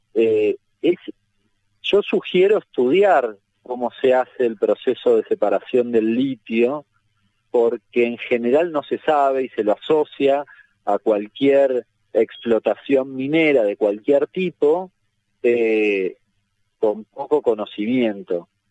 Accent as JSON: {"language": "Spanish", "country": "Argentina", "said": "soy argentino"}